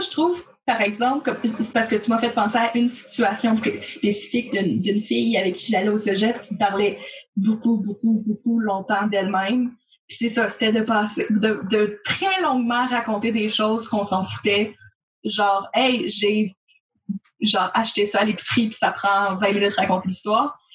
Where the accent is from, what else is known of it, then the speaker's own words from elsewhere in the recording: Gatineau, Quebec, Canada; je suis originaire de Gatineau, puis ma famille, ça fait longtemps qu'elle est là.